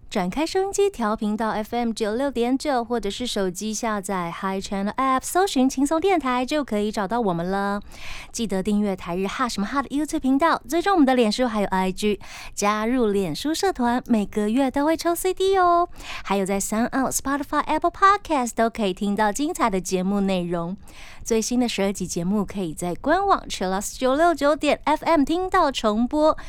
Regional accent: Taiwan; 我自己非常庆幸我生在台湾

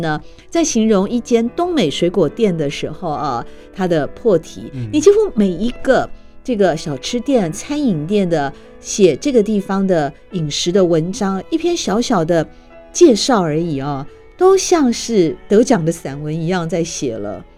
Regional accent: Taipei, Taiwan; 我们台北人还下去还买得起吗？

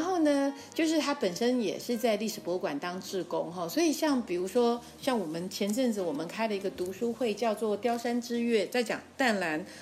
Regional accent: Tainan, Taiwan; moved away; 其实我是台南人

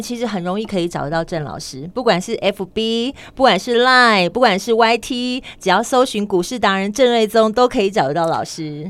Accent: Tainan, Taiwan; now in Taipei, Taiwan; 虽然在台北生活很久，但是我还是要讲说我出生在台南

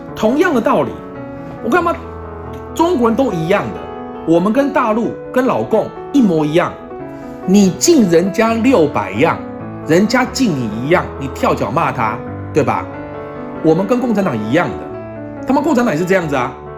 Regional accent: Taiwan; 我们台湾人

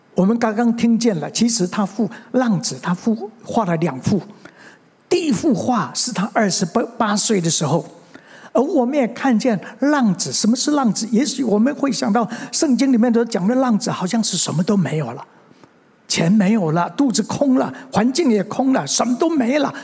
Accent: Mingjian, Nantou County, Taiwan; also born or lived in Xinwu, Taoyuan; 其实我生下来， 我是生在南投的民间乡的一个乡下

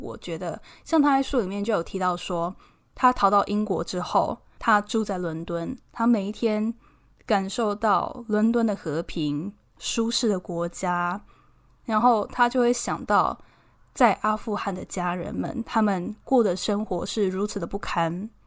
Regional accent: Taiwan; moved away as an adult; also born or lived in Edinburgh, United Kingdom; now in United Kingdom

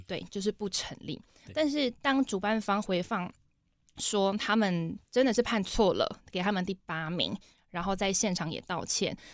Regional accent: Taitung, Taitung County, Taiwan; 我是来自普悠马，南王部落的

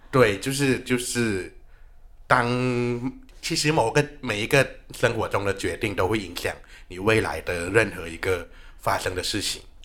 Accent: Thailand; moved away; 我是来自泰国的

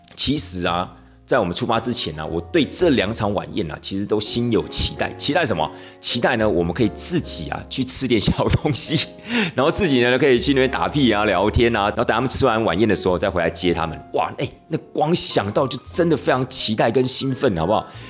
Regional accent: Taiwan; 我们台湾人有时候过年的时候要吃那个什么， 呃，年糕啊， 步步高升啊

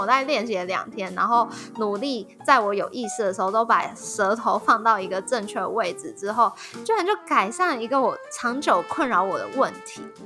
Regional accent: Taiwan; 我们台湾人口

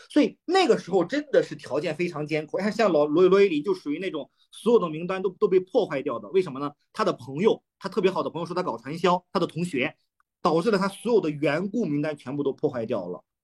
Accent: Shandong, China; 过年山东，我们山东人不是要组亲戚吗

